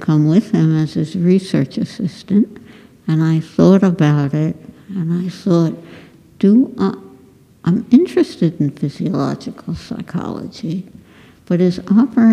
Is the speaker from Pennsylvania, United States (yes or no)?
yes; Philadelphia, Pennsylvania, United States; also born or lived in Vienna, Austria / Michigan; I went to Philadelphia Public Schools